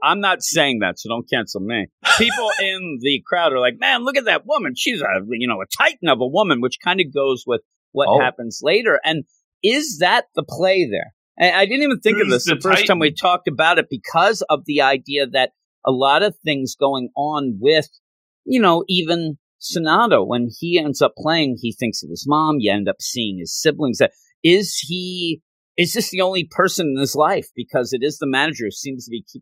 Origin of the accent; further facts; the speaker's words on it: United States; I am American